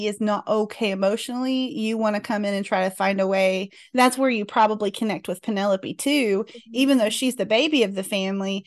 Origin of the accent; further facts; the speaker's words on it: Mount Airy, North Carolina, United States; I grew up just a few miles from Mount Airy